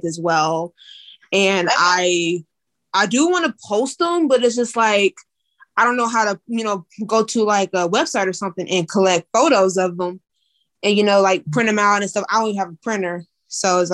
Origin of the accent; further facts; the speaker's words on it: Missouri, United States; I am born and raised in Missouri